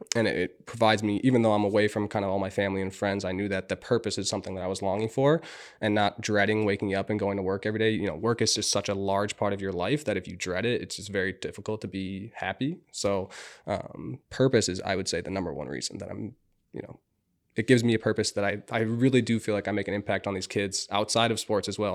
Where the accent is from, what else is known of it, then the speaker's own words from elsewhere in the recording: Minnetonka, Minnesota, United States; I grew up in Minnetonka, 45, 50 minutes away